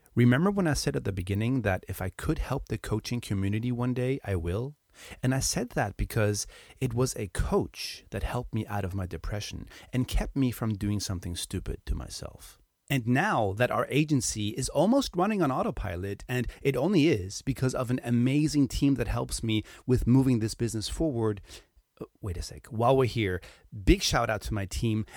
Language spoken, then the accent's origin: English; Hamburg, Germany; now in Spain; my hometown, Hamburg.